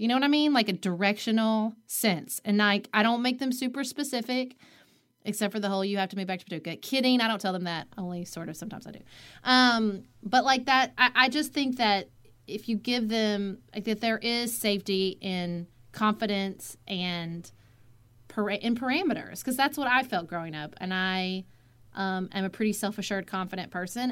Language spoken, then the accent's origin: English; Paducah, Kentucky, United States; moved away as an adult; also born or lived in Washington, D.C.; my hometown of Paducah, Kentucky, which is I grew up